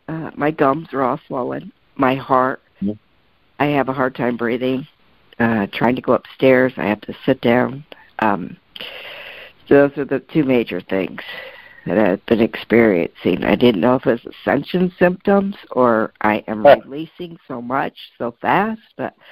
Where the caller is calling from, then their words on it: Arizona, United States; I'm calling from Arizona.